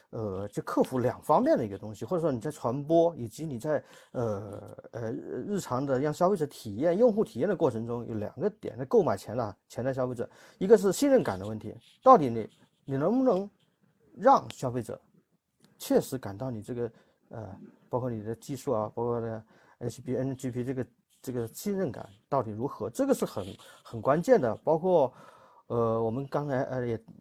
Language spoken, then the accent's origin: Chinese; Guangdong, China; 用我们广东话来说